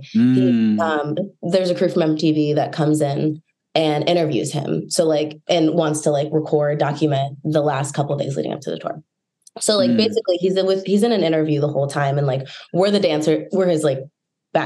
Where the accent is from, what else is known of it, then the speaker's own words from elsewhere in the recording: Indianapolis, Indiana, United States; now in New York, United States; I'm from Indianapolis